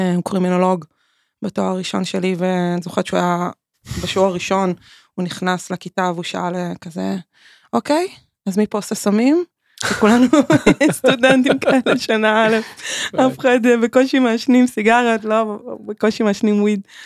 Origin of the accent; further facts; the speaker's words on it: Tel Aviv, Tel Aviv District, Israel; נולדתי בתל אביב